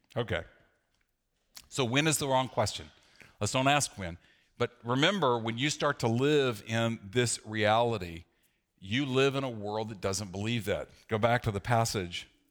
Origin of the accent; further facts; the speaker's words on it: the South, United States; growing up in the South